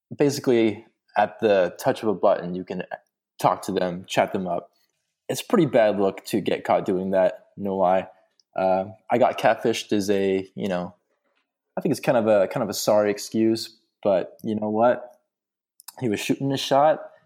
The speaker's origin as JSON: {"language": "English", "region": "Texas", "country": "United States", "tie": "born or raised there", "also_born_or_lived": "Colorado", "said": "my home state, the great state slash nation of Texas"}